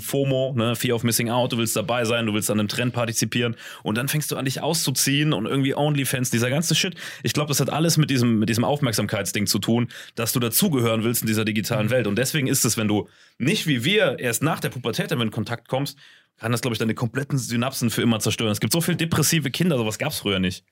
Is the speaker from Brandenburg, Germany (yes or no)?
no; Saarland, Germany; Bei uns im Saarland